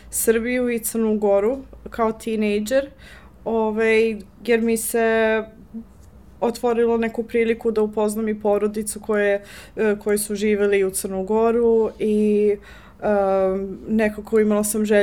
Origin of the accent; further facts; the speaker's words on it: Johannesburg, Gauteng, South Africa; Croatian is a second language; moved away as an adult; now in Serbia; ove, rođena sam u Južnu Afriku, Johannesburg. Hm. E, tamo sam odrasla, šesta generacija u porodici. Moji su pod reklom iz Crnogore